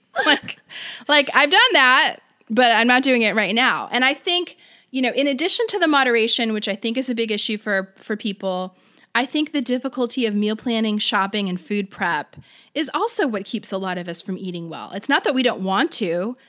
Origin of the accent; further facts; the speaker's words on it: Florida, United States; now in California, United States; I'm from Florida. I go back home